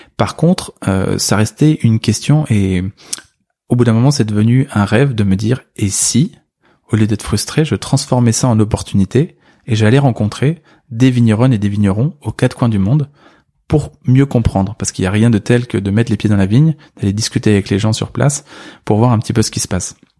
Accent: Senlis, Hauts-de-France, France; né en 85 à Senlis, dans l'Oise, en Picardie

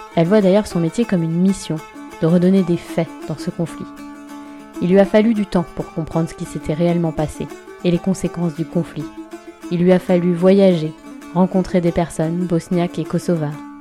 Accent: France; je suis française, européenne et je vis dans l'Union européenne

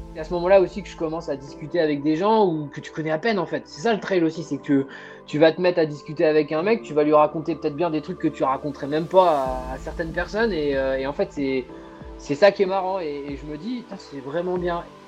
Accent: Normandy, France; moved away as an adult; also born or lived in Brittany; now in Saint-Malo, France; je suis originaire à la base de Normandie. J'ai vécu toute ma bonne adolescence avec ma maman en, Normandie

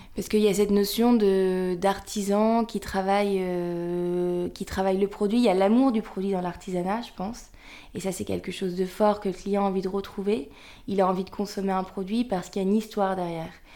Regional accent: the North, Hauts-de-France, France; on vient du Nord

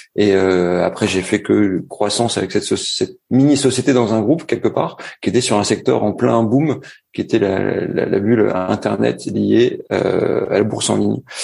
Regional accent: Roubaix, Hauts-de-France, France; moved away as an adult; also born or lived in Middlesbrough, England / Montpellier / Paris / Lille; now in Montreal, Canada; je suis né dans le Nord à Roubaix, euh, tout au fond de Roubaix, à la limite de Waterloo

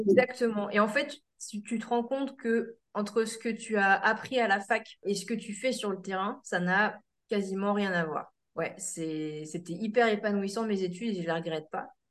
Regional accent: Seine-Maritime, Normandy, France; Je suis euh, du coup originaire de Seine-Maritime entre Le Havre et Rouen

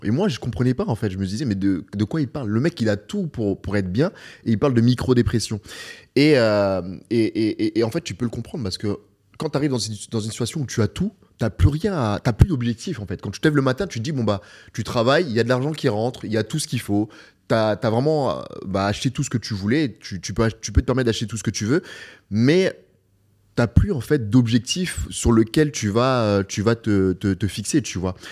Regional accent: Beauvais, Hauts-de-France, France; moved away as an adult; now in Dubai, United Arab Emirates; ma ville natale, à Beauvais

